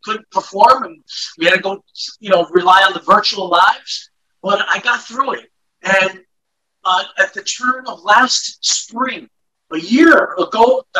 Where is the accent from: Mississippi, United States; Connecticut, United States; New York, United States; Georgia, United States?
New York, United States; we're born and raised in New York, Spanish Harlem.